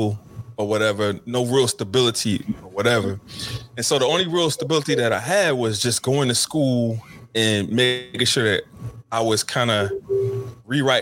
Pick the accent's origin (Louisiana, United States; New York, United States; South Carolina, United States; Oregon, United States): Louisiana, United States; Covington; I was born and raised in Covington, Louisiana, about 24 miles from New Orleans